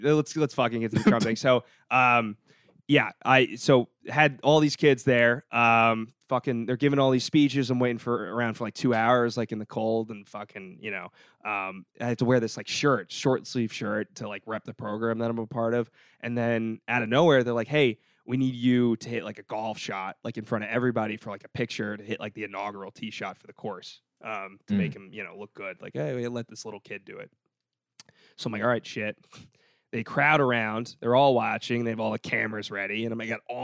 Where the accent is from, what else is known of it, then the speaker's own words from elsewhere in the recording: New York City, New York, United States; I grew up in Windsor Terrace